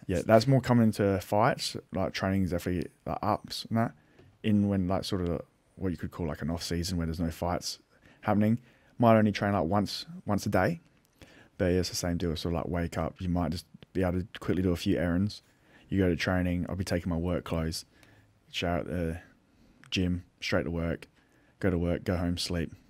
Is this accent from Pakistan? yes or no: no; Adelaide, South Australia, Australia; I'm from Little Adelaide